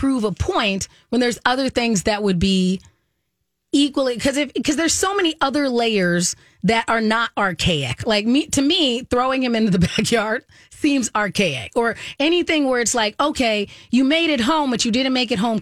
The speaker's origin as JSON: {"language": "English", "region": "Arizona", "country": "United States", "tie": "born or raised there", "said": "when I was growing up in Arizona"}